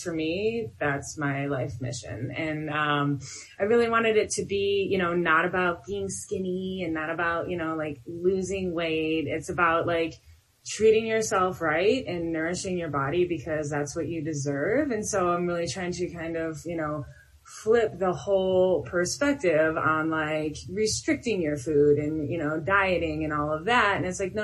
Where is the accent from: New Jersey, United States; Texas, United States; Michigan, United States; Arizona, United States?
Michigan, United States; Detroit; I'm from Detroit, so I have a little bit of like this ghetto sass